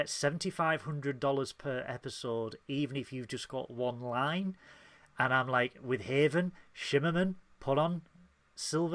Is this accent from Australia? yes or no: no; United Kingdom; as a British person